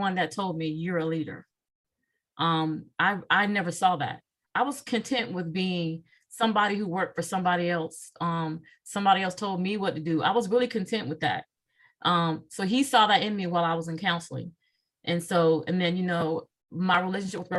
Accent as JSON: {"language": "English", "town": "Virginia Beach", "region": "Virginia", "country": "United States", "also_born_or_lived": "North Dakota", "moved": "as an adult", "lives_now": "Charlotte, United States", "said": "I am from Virginia Beach, Virginia. I'm a beach girl."}